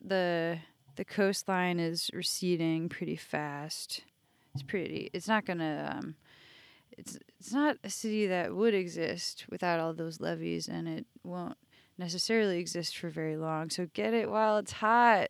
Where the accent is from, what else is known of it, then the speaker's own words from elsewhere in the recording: Michigan, United States; also born or lived in Bloomfield Hills / Saint Louis; now in New Orleans, United States; I grew up in Michigan, and I spend the summers in Michigan still